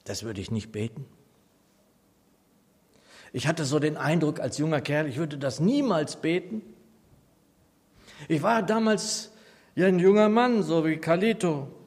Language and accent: German; Nordheim, Germany; now in Aschaffenburg, Germany; ich liebe die Gemeinde Nordheim, meine Heimatgemeinde.